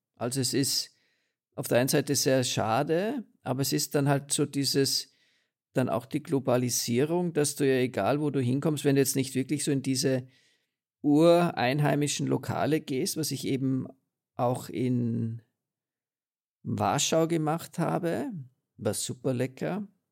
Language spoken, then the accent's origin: German; Austria; bei uns in Österreich, in Mauthausen